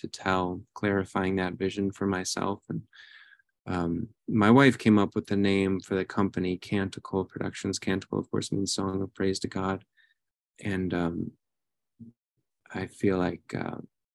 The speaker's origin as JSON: {"language": "English", "region": "Wisconsin", "country": "United States", "tie": "born or raised there", "also_born_or_lived": "Florida / New York City, United States", "moved": "as an adult", "lives_now": "Bismarck, United States", "said": "I grew up in Wisconsin"}